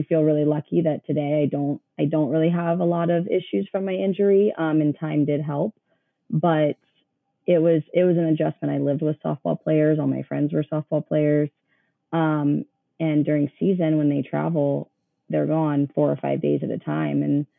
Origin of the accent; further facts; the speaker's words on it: Columbus, United States; Yeah. So I grew up in Columbus, went to school here, played softball here.